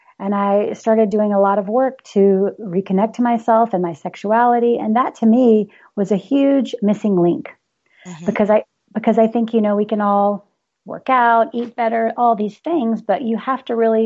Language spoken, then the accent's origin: English; the South, United States; I am from the South